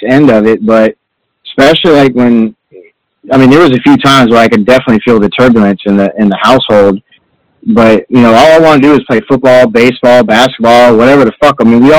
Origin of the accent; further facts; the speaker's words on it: Orlando, Florida, United States; moved away; also born or lived in Tallahassee; I was born and raised in Orlando, but I lived in Tallahassee